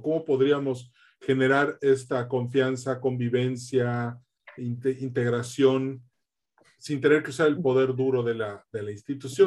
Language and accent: Spanish; Yucatán, Mexico; also born or lived in Monterrey, Nuevo León; yo soy mitad yucateco, mitad regiomontano